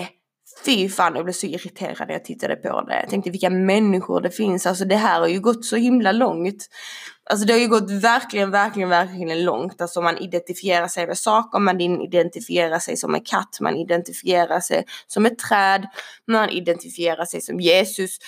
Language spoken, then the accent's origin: Swedish; Sweden; jag är ju född i Sverige, vi bor i Sverige